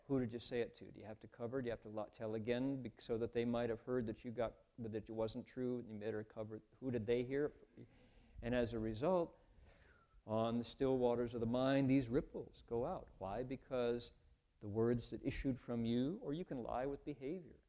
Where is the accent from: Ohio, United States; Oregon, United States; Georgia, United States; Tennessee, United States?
Ohio, United States; Toledo; moved away; I grew up in Toledo